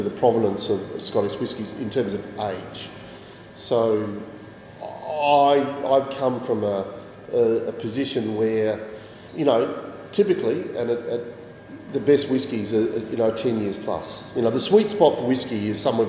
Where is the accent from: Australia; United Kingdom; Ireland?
Australia; Adelaide, South Australia; moved away as an adult; now in Tasman Peninsula, Australia; I grew up in Adelaide